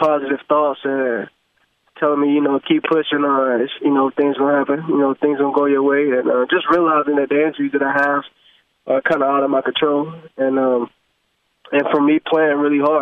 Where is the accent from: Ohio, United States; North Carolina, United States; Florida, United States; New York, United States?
Florida, United States; I've been training down here in Florida, in my hometown